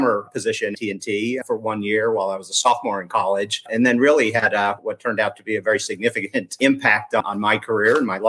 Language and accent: English; New Jersey, United States; My father was a career AT&T financial executive. We grew up in New Jersey, which was effectively AT&T land at the time.